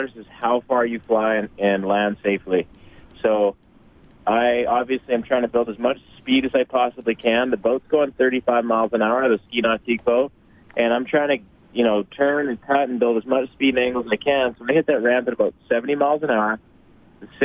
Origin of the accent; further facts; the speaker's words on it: just east of Olds, Alberta, Canada; I grew up just east of Olt, Alberta, on a farm